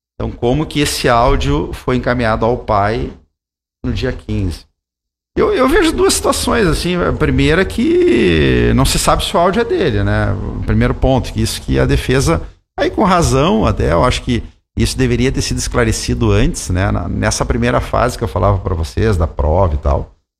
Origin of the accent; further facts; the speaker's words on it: Santa Maria, Rio Grande do Sul, Brazil; sou de Santa Maria